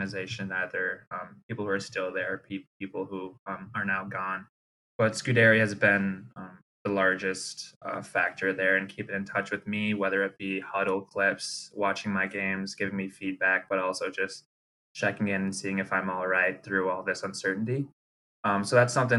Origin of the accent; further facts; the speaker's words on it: Milwaukee, Wisconsin, United States; initially I'm from Milwaukee, Wisconsin